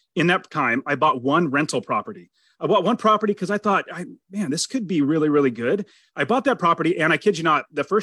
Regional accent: Fresno, California, United States; moved away as an adult; now in Phoenix, United States; I was born in California, Fresno, California, right at the very center, like literally the dead center of California

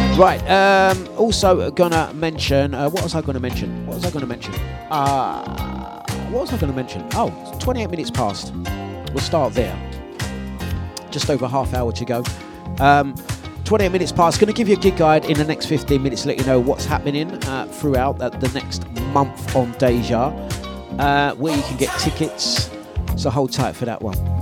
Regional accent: London, United Kingdom; accent: cockney; I'm originally from Waltham Forest

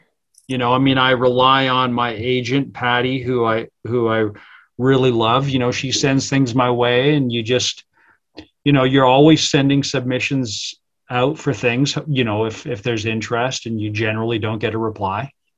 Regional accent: England, United Kingdom; born there; Cause I was born in England.

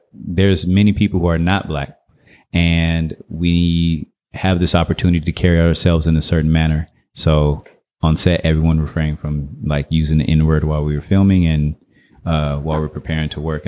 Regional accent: Detroit, Michigan, United States; moved away as an adult; also born or lived in Inglewood; now in Oakland, United States; I was born in Inglewood, California, and then moved to Detroit, Michigan, and kind of grew up there, even started Capoeira there. And then at 19, I moved to the Bay Area, and I'm in Oakland, California.

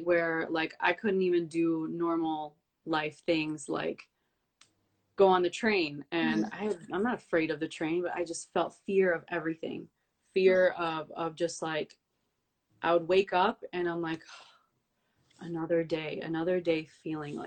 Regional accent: Detroit, Michigan, United States; moved away as an adult; also born or lived in New York / Montenegro (ancestry); I'm from Detroit. I was born and raised in Detroit, but I moved to New York for like 6 years

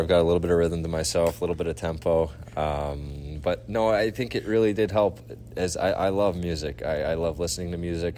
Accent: near Langley, British Columbia, Canada; Trinity Western in Langley, uh, which is right by my hometown

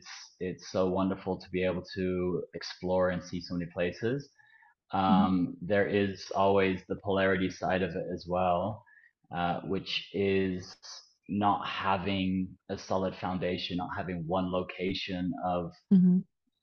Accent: Netherlands; moved away as an adult; I'm from the Netherlands

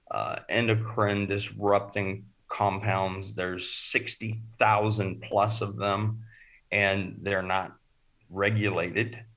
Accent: Oregon, United States; also born or lived in California / Arizona; and I grew up in Oregon, Northern California, and Arizona

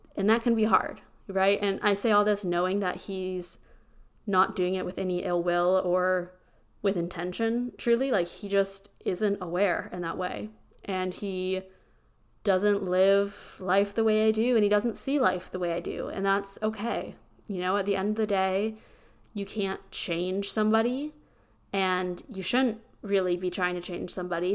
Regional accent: small town Pennsylvania, United States; now in Austin, United States; I am from small town Pennsylvania

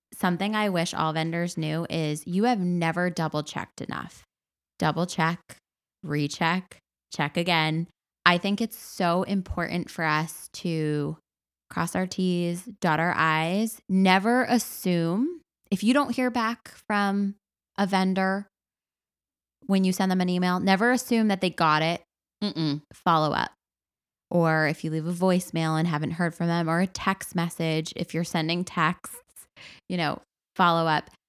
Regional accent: Massachusetts, United States; if I was not from Massachusetts and I was not a wedding planner

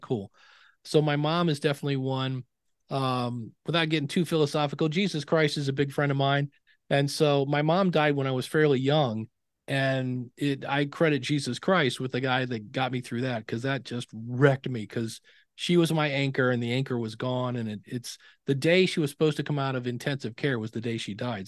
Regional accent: Akron, Ohio, United States; I grew up in Akron, Ohio. I'm actually right now back in the house I grew up

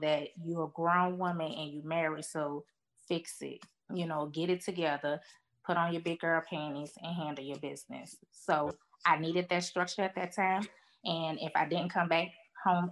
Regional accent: New Orleans, Louisiana, United States; moved away as an adult; now in Louisville, United States; I'm from New Orleans

